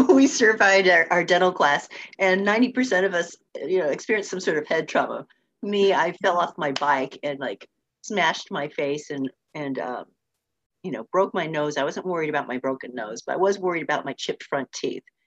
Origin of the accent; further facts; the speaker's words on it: Orange County, Southern California, United States; I grew up in in Southern California, down in Orange County